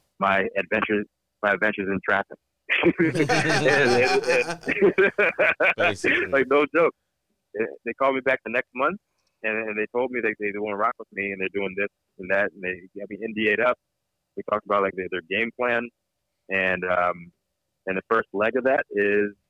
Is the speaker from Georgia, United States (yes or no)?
no; Fluvanna County, Virginia, United States; moved away as an adult; also born or lived in Washington, D.C. area / Germany; now in California, United States; I'm from Virginia. The country, Virginia. I was in the city. I was born outside of D.C., but I came back from Germany. I was in the country. Fluvanna County, Virginia.